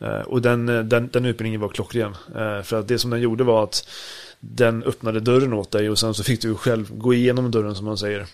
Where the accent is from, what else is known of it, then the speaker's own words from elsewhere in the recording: Sweden; hemma i Sverige